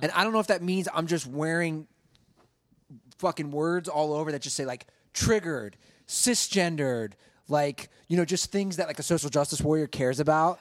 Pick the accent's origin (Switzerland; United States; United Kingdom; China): United States; Cincinnati, Ohio; growing up in Cincinnati